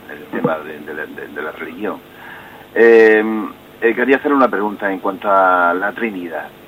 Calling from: Cáceres, Extremadura, Spain; Eh, paz y salud para todos. Eh … de Cáceres.

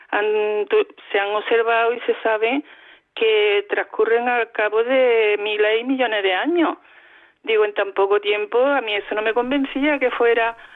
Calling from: Córdoba, Andalusia, Spain; de Córdoba.

